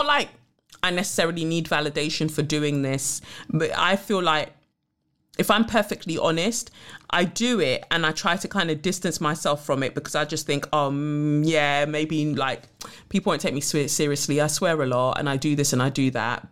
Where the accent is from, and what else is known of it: United Kingdom